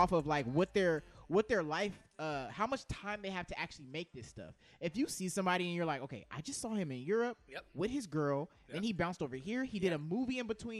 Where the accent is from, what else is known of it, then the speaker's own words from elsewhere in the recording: Southeast, United States; growing up in the Southeast, we have local rappers.